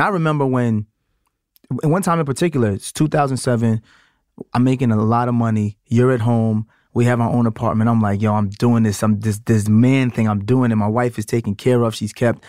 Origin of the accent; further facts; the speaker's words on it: New York City, New York, United States; I'm from Brooklyn